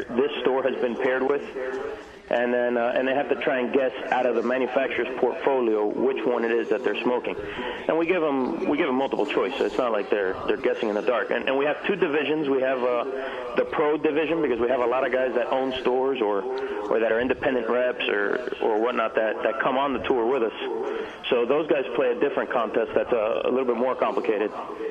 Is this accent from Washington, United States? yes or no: no; Miami, Florida, United States; Growing up in Miami